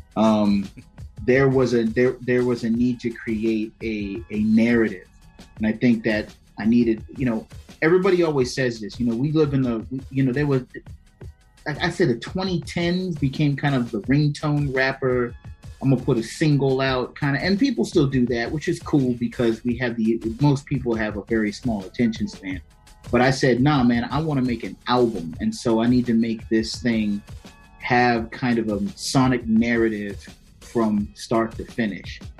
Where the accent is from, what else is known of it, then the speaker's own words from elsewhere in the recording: Prince George's County, Maryland, United States; now in Silver Spring, United States; I am originally from uh, Prince George's County